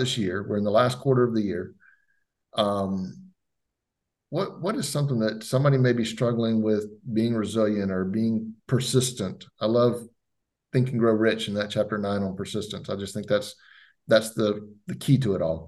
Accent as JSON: {"language": "English", "region": "Florida", "country": "United States", "tie": "born or raised there", "moved": "yes", "said": "my hometown back in Florida"}